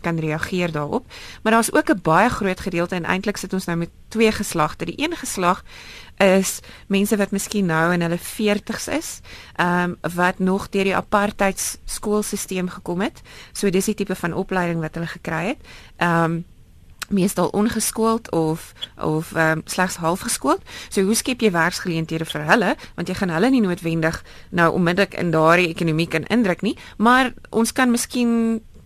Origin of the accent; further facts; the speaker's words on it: South Africa; ons as Suid-Afrikaners